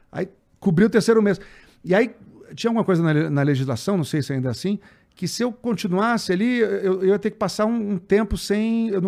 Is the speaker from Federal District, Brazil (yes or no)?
yes; Brasília, Federal District, Brazil; also born or lived in Natal; Eu nasci em Natal e com um ano de idade eu fui para Brasília. Tá. Aí em Brasília eu passei a vida inteira, fiz faculdade em Brasília.